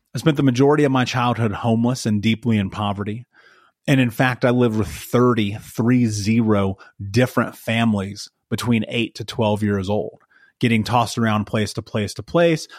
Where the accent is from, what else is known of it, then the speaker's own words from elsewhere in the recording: United States; I grew up in America, and we were so poor, they turned our water off